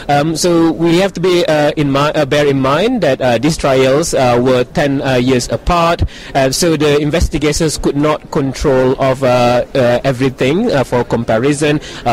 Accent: Leeds, Yorkshire and the Humber, United Kingdom; I am from Leeds.

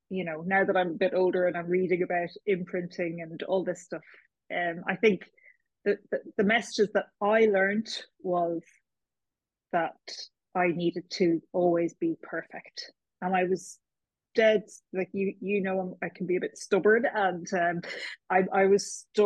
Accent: Kilkenny, Leinster, Ireland; moved away as an adult; now in Dublin, Ireland; I was born in Kilkenny, a proud cat. I've lived in Dublin for more than half my life now, but I'm still from Kilkenny as far as I'm concerned

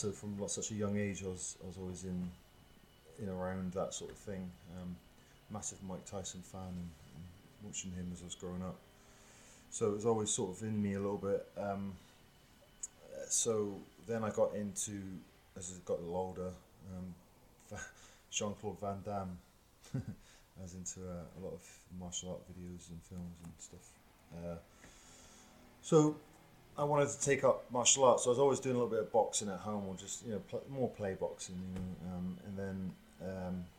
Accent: Tavistock, South West England, United Kingdom; I was brought up in Tavistock, which is about 20 miles out in the country, a little bit, little town.

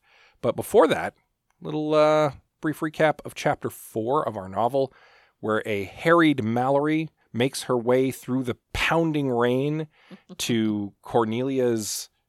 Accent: Canada; We're Canadians and we can handle a little cold.

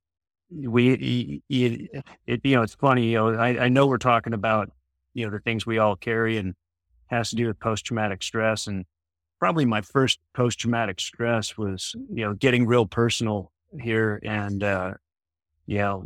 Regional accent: San Diego, California, United States; also born or lived in Michigan / Grand Rapids, Michigan / Detroit, Michigan / Ferndale, Michigan; I grew up in San Diego. I wasn't born here. I was born back in Michigan.

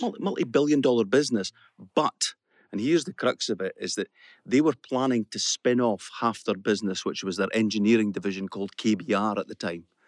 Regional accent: the Borders, Scotland, United Kingdom; I was brought up in the Borders, uh, brought up in a council house.

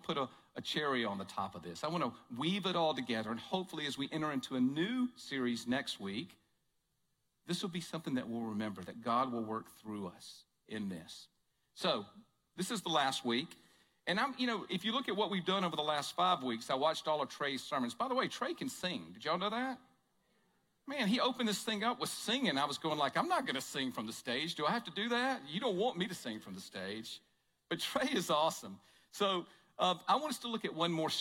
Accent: Jackson, Mississippi, United States; moved away as an adult; also born or lived in Tupelo, Mississippi; now in Kansas City, United States; I grew up right outside of Jackson, Mississippi

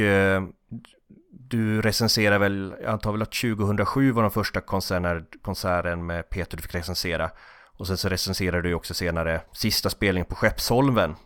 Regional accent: Norrland, Sweden; vi norrlänningar

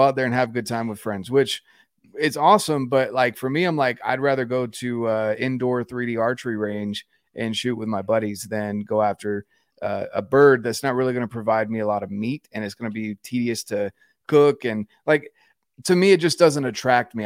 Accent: North Carolina, United States; moved away as an adult; I'm from North Carolina originally, Um, and we're on the verge of moving back home.

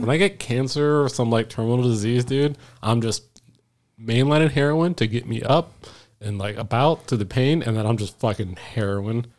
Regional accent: Florida, United States; moved away; also born or lived in Washington / California / Texas; I'm from Florida

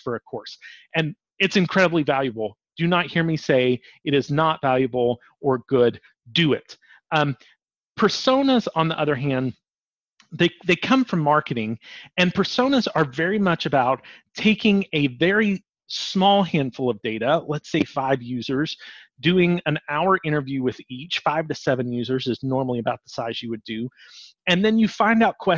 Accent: the South, United States; We're from the South

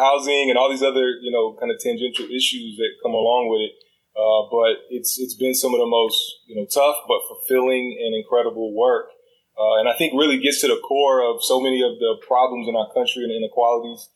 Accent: Dallas, Texas, United States; also born or lived in Washington, D.C.; now in Austin, United States; I came back to Texas where I'm from. I have a half brother, my family here in Austin. I'm originally from the Metroplex, Dallas Fort Worth

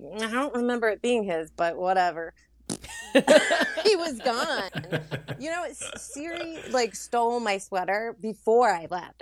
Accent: Louisiana, United States; moved away; also born or lived in Florida / California / Brooklyn; born in Florida, raised in Louisiana, and mostly lived in California for, like, uh, ten, eleven, twelve years before I moved to Brooklyn

